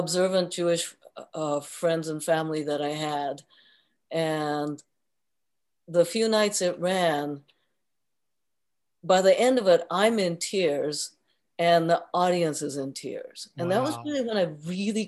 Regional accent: Tokyo, Japan; moved away; also born or lived in Kyoto, Japan; So when I grew up in Japan, born in Kyoto and raised in Tokyo

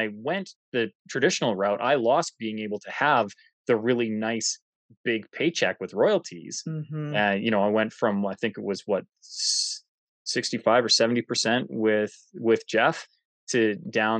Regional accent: Canada; I'm Canadian

